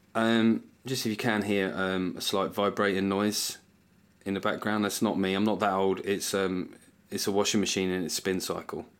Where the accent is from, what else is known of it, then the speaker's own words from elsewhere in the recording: United Kingdom; what I love about being British